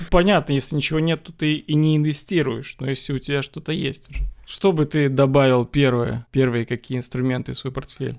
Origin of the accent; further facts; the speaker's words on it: Belarus; я сам из Беларуси